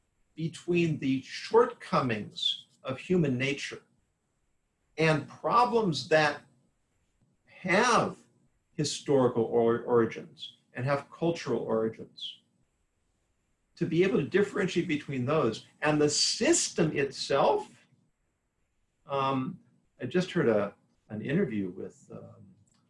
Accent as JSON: {"language": "English", "region": "Southern California", "country": "United States", "tie": "born or raised there", "said": "I grew up in Southern California"}